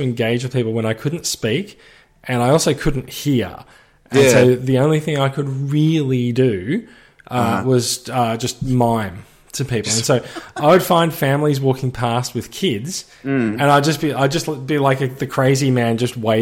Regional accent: Melbourne, Victoria, Australia; now in Sydney, Australia; I grew up in Melbourne

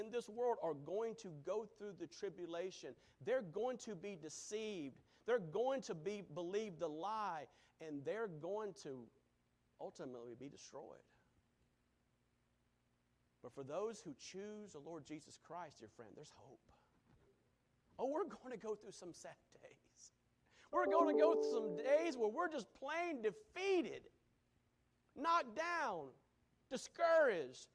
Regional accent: United States; As an American

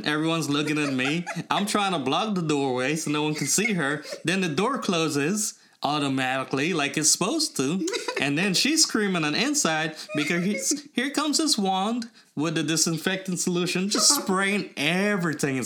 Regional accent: Trinidad & Tobago; also born or lived in Guyana; now in United States; I was born in Trinidad

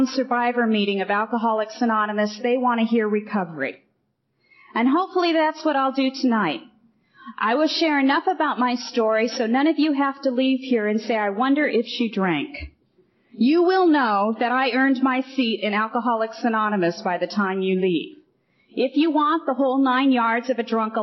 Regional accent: Riverside, California, United States; moved away as an adult; also born or lived in Orange County / Eureka; now in Santa Monica, United States; I do live in Santa Monica, but I'm from Riverside. I grew up in Riverside.

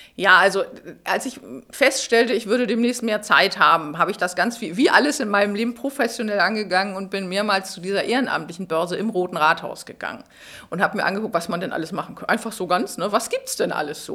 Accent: Schleswig-Holstein, Germany; moved away as an adult; now in Berlin, Germany; ich bin ursprünglich aus Schleswig-Holstein, bin dann zum Studieren nach Berlin gekommen

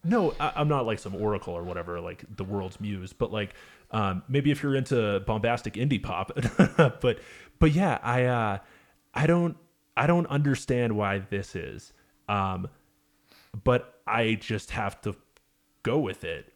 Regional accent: Manchester, New Hampshire, United States; I play a lot around my hometown of uh, Manchester, Hampshire.

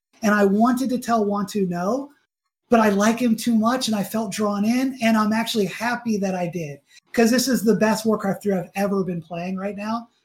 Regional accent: Atlanta, Georgia, United States; I grew up in Atlanta

